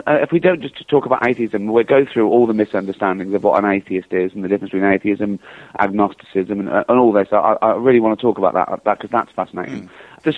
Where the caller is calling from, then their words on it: London, United Kingdom; I'm calling from London.